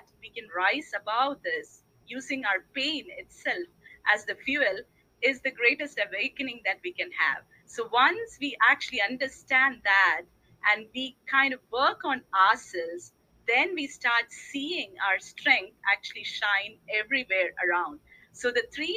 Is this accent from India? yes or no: yes; India; I was born in India